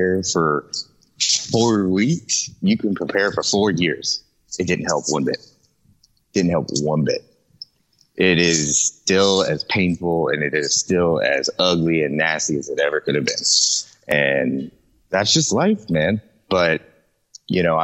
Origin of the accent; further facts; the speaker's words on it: Jacksonville, Florida, United States; also born or lived in Lawton, Oklahoma; I'm raised in Jacksonville, Florida